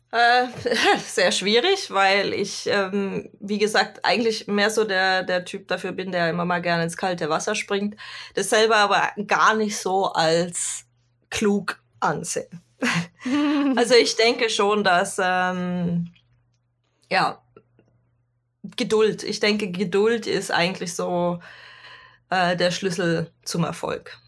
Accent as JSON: {"language": "German", "area": "Swabia", "region": "Baden-Württemberg", "country": "Germany", "also_born_or_lived": "Cologne / Ruhr area", "moved": "yes", "lives_now": "Norway", "said": "ursprünglich komme ich aus dem Süden Deutschlands, aus dem wunderschönen Schwabenland"}